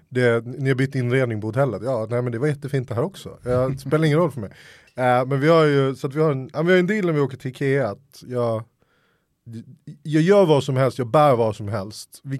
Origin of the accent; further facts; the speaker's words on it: Helsingborg, Skåne, Sweden; also born or lived in Stockholm; Stockholm, växte upp i, Stockholm, eller i Helsingborg. Det är därför min dialekt är oerhört svajig.